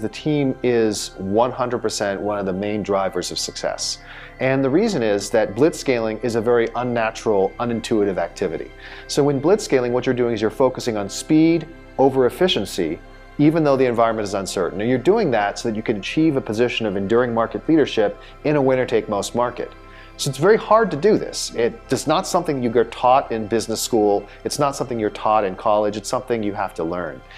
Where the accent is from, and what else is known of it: Southern California, United States; born or raised there; also born or lived in Silicon Valley